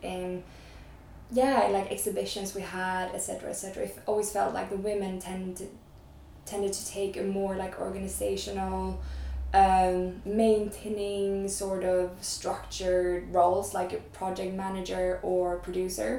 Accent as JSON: {"language": "English", "town": "Stockholm", "region": "Stockholm County", "country": "Sweden", "said": "I'm originally from Stockholm. I'm Swedish"}